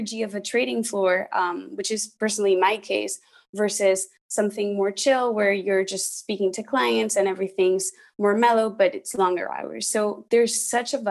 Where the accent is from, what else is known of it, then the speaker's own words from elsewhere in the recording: Spain; moved away as an adult; now in United States; I'm from Spain. I studied in the US and work here in the US